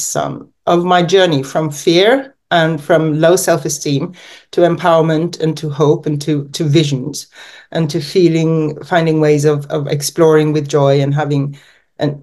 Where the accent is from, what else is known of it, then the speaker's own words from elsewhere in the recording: Norway; also born or lived in England / California, United States; I've grown up mainly in Norway, born in England, and I've lived in the US for 2 years, but that was in my teens